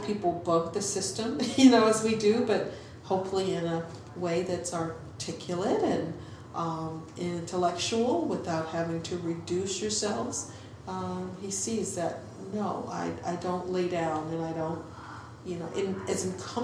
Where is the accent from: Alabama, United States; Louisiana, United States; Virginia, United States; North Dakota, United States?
Virginia, United States; moved away; growing up in Virginia